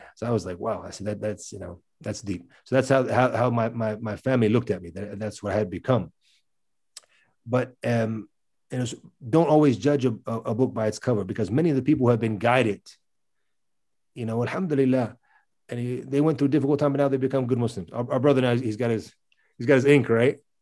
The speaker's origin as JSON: {"language": "English", "region": "Virginia", "country": "United States", "tie": "born or raised there", "also_born_or_lived": "Middle East", "moved": "as an adult", "said": "I was born and raised in America, in the state of Virginia"}